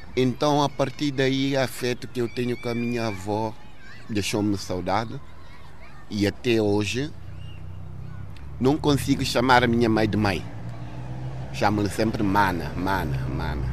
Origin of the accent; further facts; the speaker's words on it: Guinea-Bissau; moved away; A minha infância na Guiné foi feliz